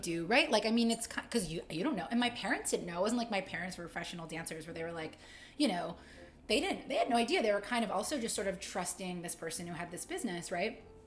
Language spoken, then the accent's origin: English; Utica, New York, United States; now in Greensboro, United States; I'm from upstate New York. I was born in Utica. Shout out 315